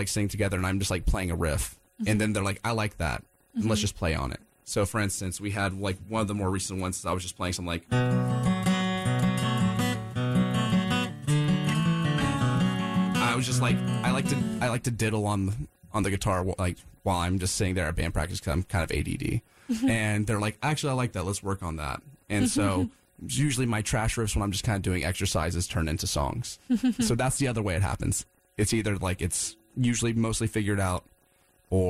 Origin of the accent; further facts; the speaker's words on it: Wilmington, United States; moved away; I'm from Wilmington, and I go down there quite a bit to visit family and friends